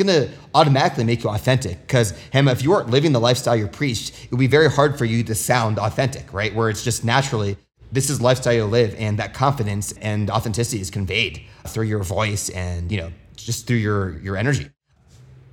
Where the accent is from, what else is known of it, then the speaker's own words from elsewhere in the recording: United States; growing up in the United States